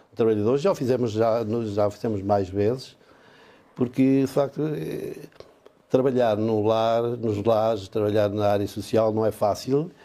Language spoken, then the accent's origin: Portuguese; Valpaços, Norte, Portugal; moved away as an adult; now in Chaves, Portugal; a minha terra era o Valpaços